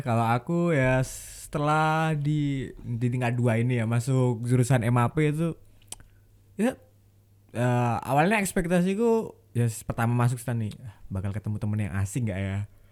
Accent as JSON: {"language": "Indonesian", "town": "Tuban", "region": "East Java", "country": "Indonesia", "said": "asal dari Tuban Jawa Timur"}